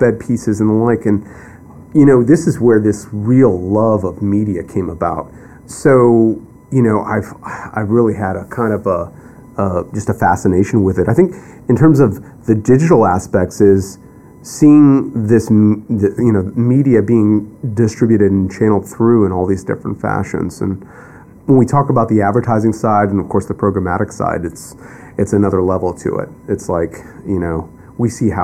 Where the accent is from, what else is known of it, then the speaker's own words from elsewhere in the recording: Akron, Ohio, United States; moved away as an adult; also born or lived in Waterbury, Connecticut / Eastern Corridor; now in New York, United States; I was born in Waterbury, Connecticut. And we moved along the Eastern Corridor and then eventually wound up in what is Northeastern Ohio, Akron, Ohio